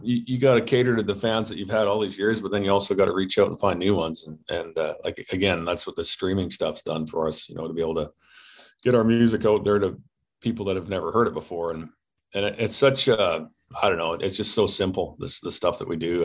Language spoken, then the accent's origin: English; Canada; as a Canadian